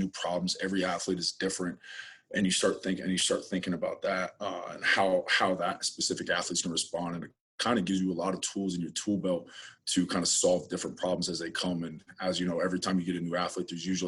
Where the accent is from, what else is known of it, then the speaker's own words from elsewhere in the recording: West Virginia, United States; moved away; I'm originally from West Virginia